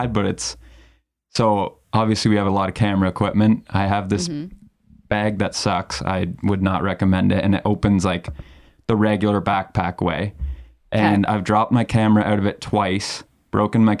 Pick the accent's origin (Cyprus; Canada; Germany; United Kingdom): Canada; London, Ontario; also born or lived in Elmira, Ontario; I actually grew up in London, Ontario